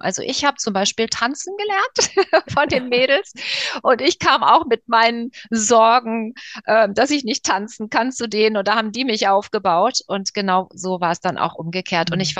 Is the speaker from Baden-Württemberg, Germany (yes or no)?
no; Frankfurt am Main, Hesse, Germany; Also ich komme ja eigentlich aus Frankfurt